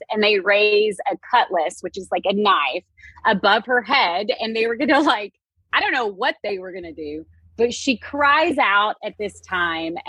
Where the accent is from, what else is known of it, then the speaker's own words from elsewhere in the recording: Texas, United States; I am from Texas, so my accent is a little thick at times